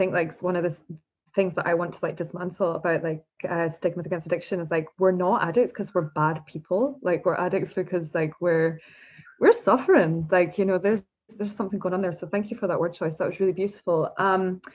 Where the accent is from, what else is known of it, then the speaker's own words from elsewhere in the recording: Scotland, United Kingdom; I'm from Scotland